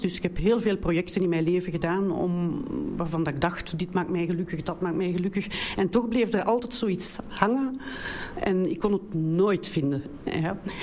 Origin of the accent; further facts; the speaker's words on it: Brussels, Brussels-Capital Region, Belgium; accent: Brussels; ik kom uit België, de enige, dus een beetje een ander accent. Met een, eh, Brusselse